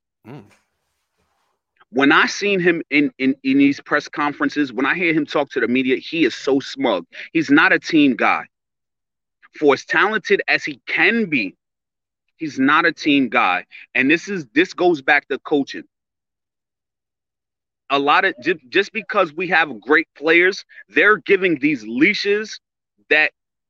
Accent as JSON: {"language": "English", "town": "New York City", "region": "New York", "country": "United States", "moved": "yes", "lives_now": "New Jersey, United States", "said": "I'm calling from New Jersey, originally from New York."}